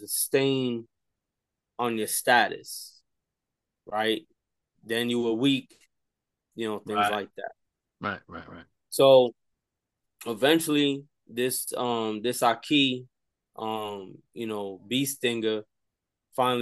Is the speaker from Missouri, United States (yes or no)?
no; New York, United States; born or raised there; also born or lived in Staten Island